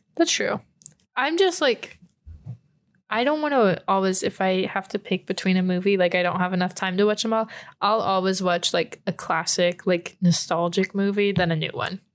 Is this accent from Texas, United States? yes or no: yes; San Antonio, Texas, United States; moved away; I'm from San Antonio, Texas